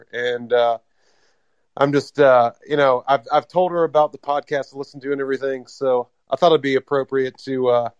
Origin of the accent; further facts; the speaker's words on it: North Carolina, United States; I'm actually from North Carolina, no attachments to Buffalo.